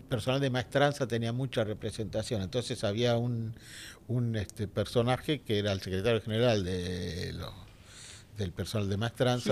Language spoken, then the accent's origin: Spanish; Buenos Aires, Argentina; also born or lived in Villa Crespo, Buenos Aires; yo soy de Balvanera Norte